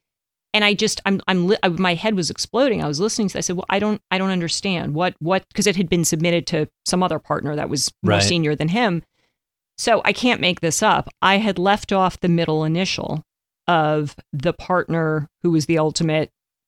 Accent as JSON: {"language": "English", "town": "New York City", "region": "New York", "country": "United States", "tie": "born or raised there", "said": "growing up in New York, I don't know. I didn't like, I went to Stuyvesant."}